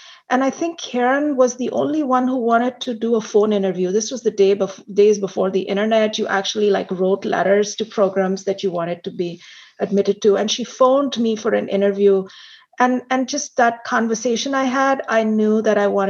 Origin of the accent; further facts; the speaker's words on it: India; also born or lived in Hong Kong; now in United States; I was born and raised in India. And I think some of my friends know this, that I've lived in India, in Hong Kong, and of course, in the United States